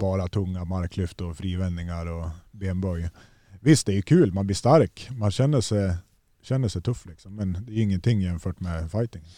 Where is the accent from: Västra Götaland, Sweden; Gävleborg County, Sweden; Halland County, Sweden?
Gävleborg County, Sweden; Gävle; hemma i Gävle med mina föräldrar.